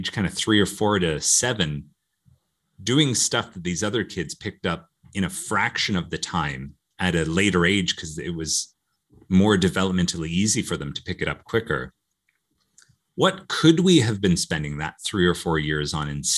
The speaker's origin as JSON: {"language": "English", "country": "Canada", "tie": "born or raised there", "said": "growing up in Canada, the typical primary school was kindergarten to grade 8"}